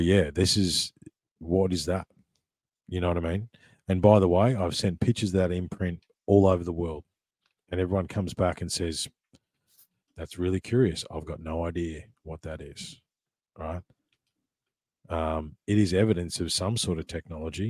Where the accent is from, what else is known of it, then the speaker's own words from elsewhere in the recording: Ballarat, Victoria, Australia; I grew up in Ballarat in Victoria